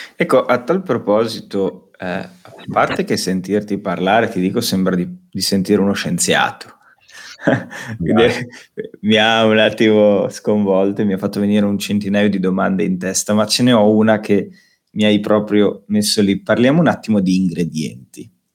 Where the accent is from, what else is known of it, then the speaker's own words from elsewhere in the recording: Bologna, Emilia-Romagna, Italy; da bolognesi io e Luca